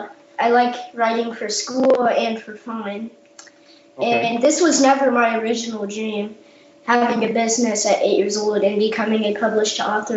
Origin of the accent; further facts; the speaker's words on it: South Korea; born there; I traveled to Canada, the Dominican Republic, Jamaica, and I was born in South Korea.